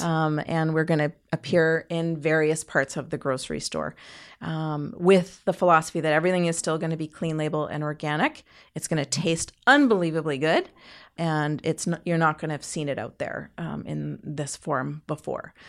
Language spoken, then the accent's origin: English; Canada